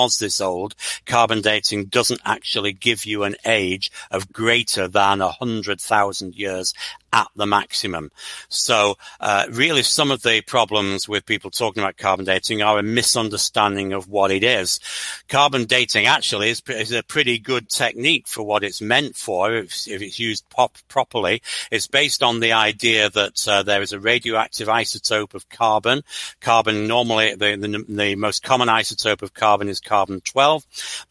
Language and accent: English; Stalybridge, North West England, United Kingdom; now in United States; I'm actually from a small town called Staley Bridge, about 8 miles east of Manchester. But Manchester's the nearest big place that you've heard of to where I was brought up.